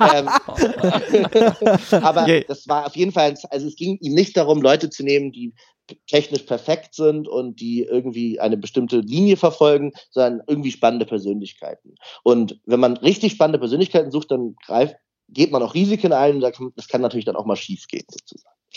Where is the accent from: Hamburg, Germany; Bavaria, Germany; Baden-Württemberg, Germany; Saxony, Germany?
Hamburg, Germany; ich bin ja aus Hamburg, ähm, habe dann äh, erst meinen ersten Unterricht in Hamburg und in Lübeck dann als Jungstudent gehabt